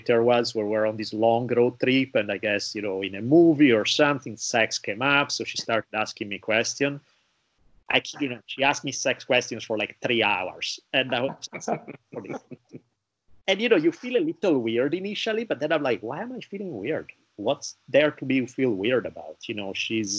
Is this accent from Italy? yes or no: yes; Italy; growing up in Italy